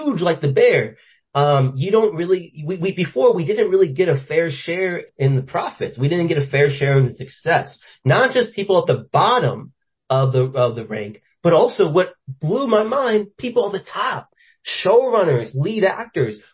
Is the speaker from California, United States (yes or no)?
no; Florida, United States; moved away; I'm from Florida, I'm from poverty